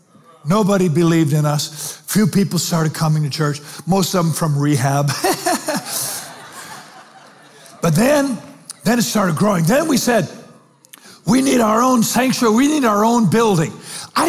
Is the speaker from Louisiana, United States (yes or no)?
no; Spanaway, Washington, United States; I'm 24. I'm from Spanaway by way of rehab